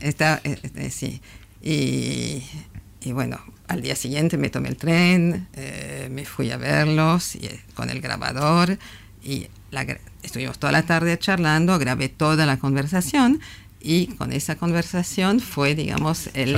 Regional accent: France; yo soy francesa

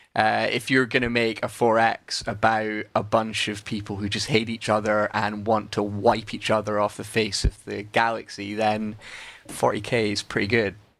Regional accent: Scotland, United Kingdom; I'm Scottish

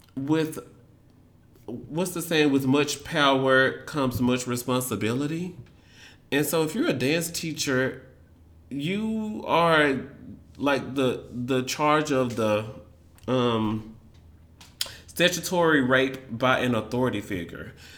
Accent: Memphis, Tennessee, United States; moved away as an adult; now in Washington, D.C., United States; growing up in Memphis

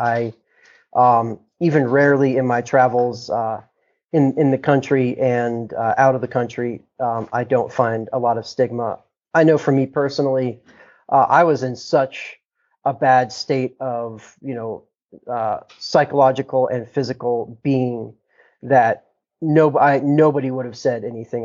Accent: Boulder, Colorado, United States; I'm from Boulder, Colorado, uh, born and raised

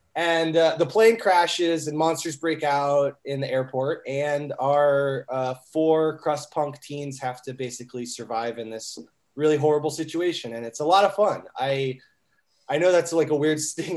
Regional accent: Kettering, Ohio, United States; I grew up in Kettering, Ohio

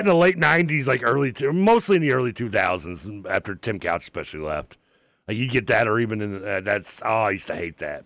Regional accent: United States; born and raised here

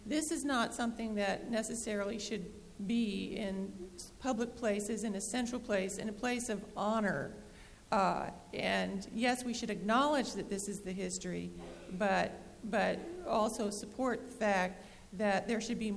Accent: Texas, United States; I'm from Texas

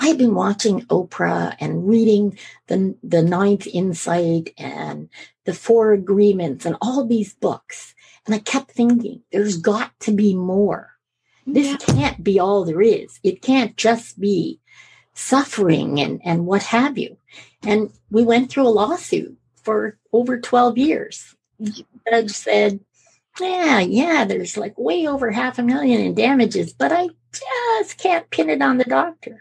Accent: Edinburgh, Scotland, United Kingdom; moved away; also born or lived in Canada; And we're both from Edinburgh.

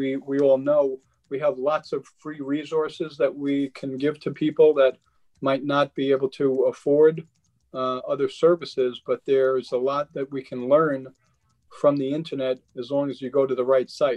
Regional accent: New York, United States; I grew up in Queens, the whole entire block, we lived on a block with row houses

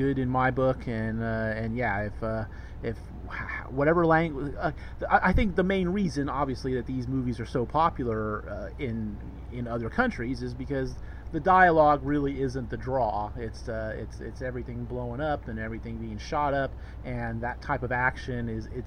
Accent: Bay Area, California, United States; where I grew up in the Bay Area

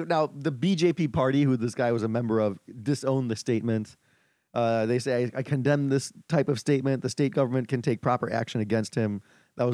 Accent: India; I'm Indian. I can make fun of Hanuman.

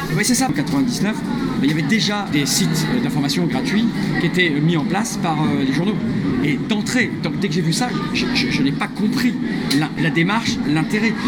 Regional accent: Toulouse, Occitania, France; je suis né à Toulouse

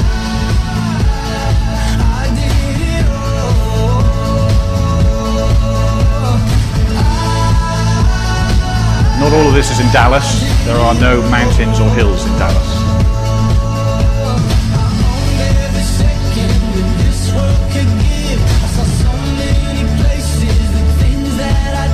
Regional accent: Wales, United Kingdom; I am Welsh and not an Englishman

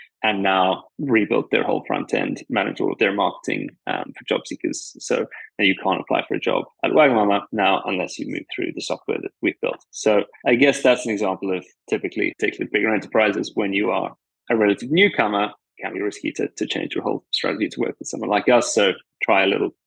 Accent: KwaZulu-Natal, South Africa; moved away as an adult; also born or lived in Stellenbosch, South Africa; now in London, United Kingdom; I'm from South Africa, born there in KwaZulu-Natal, which is a province in the northeast of the country. Grew up on a dairy farm

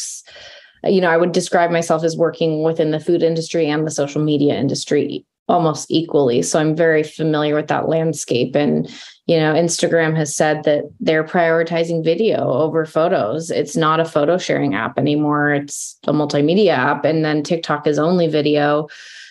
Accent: Rogue Valley, Southern Oregon, United States; also born or lived in Eugene, Oregon / Portland, Oregon; So I grew up in Southern Oregon in the Rogue Valley. So I lived there until I was 18.

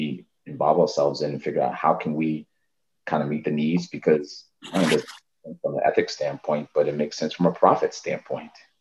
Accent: New York City, New York, United States; I grew up in the Harlem and the Bronx

